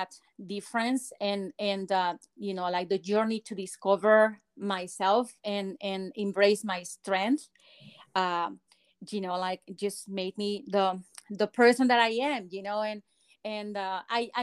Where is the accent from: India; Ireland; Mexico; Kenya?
Mexico; English is a second language; moved away as an adult; also born or lived in Guadalajara, Mexico; now in United States; I grew up in Mexico